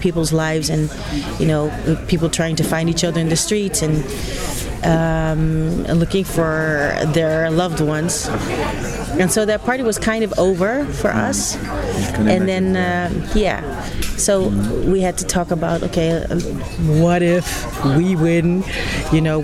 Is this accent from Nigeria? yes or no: no; Netherlands; I'm from Holland.